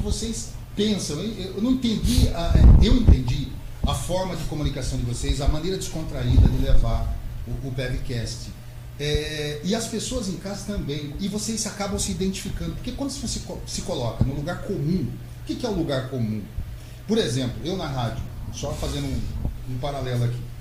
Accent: São Manuel, São Paulo, Brazil; minha infância eu passei por São Manuel. Não nasci exatamente Olha. na cidade de São Manuel. Nasci em Aparecida de São Manuel.

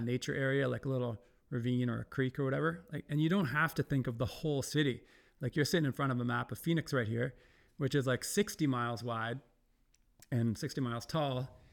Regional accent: Ontario, Canada; moved away; Ontario, I'm from Ontario, like near the giant city of Toronto.

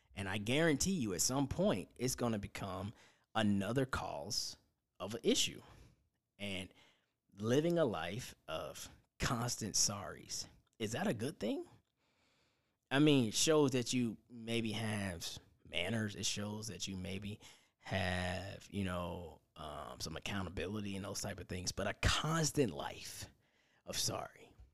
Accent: Indiana, United States; my hometown of Indiana

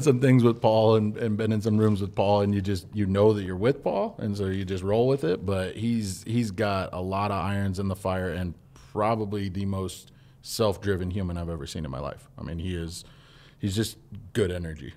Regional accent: Twin Falls, Idaho, United States; I didn't live a, a typical Twin Fallsian

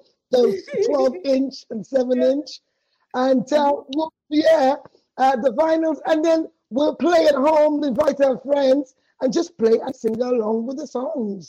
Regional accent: Sierra Leone; also born or lived in London; went back to Sierra Leone when we were three

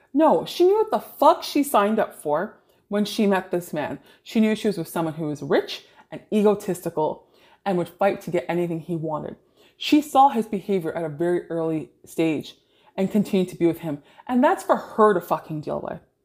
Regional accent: Toronto, Ontario, Canada; I grew up in Greater Toronto area

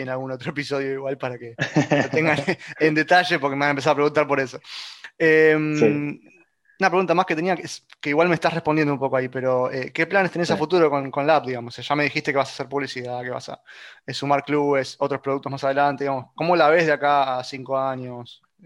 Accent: Argentina; somos todos argentinos

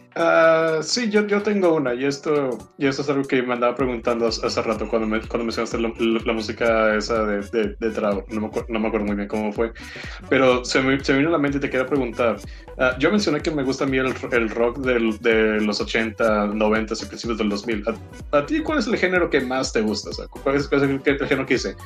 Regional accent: Mexico; soy mexicano

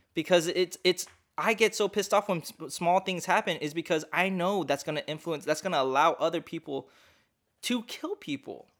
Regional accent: United States; I'm just American. I'm from the U S

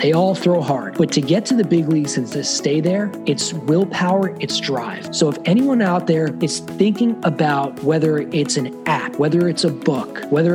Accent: Long Island, New York, United States; also born or lived in Los Angeles; now in New York, United States; I grew up on Long Island

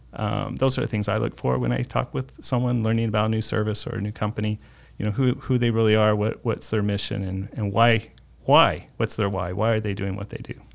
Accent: Mesa, Arizona, United States; I was born and raised here in Mesa

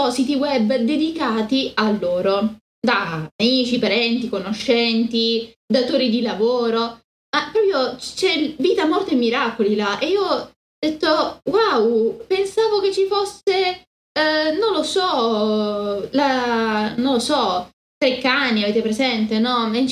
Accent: Spain; Italian is a second language; della Sierra tra l'altro cose così, sono spagnola.

